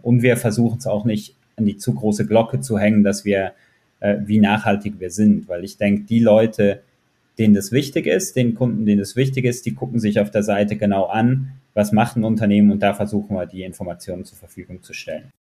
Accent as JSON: {"language": "German", "region": "Zurich", "country": "Switzerland", "said": "Ich komme aus Zürich"}